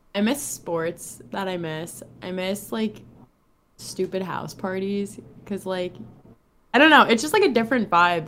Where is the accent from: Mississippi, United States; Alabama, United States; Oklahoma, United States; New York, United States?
New York, United States; Long Island; moved away as an adult; now in Miami, United States; I moved from New York right to South Florida, literally the second after graduation